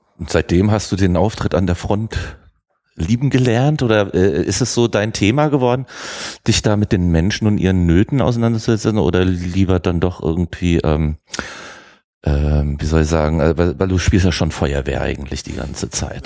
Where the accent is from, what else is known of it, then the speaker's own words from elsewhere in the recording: Germany; wir Deutsche